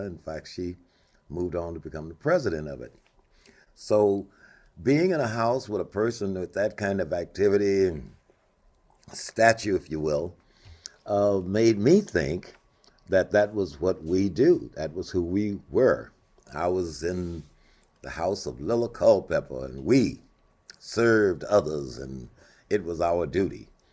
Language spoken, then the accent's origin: English; Monroe, Louisiana, United States; moved away as an adult; now in Anchorage, United States; I grew up in Louisiana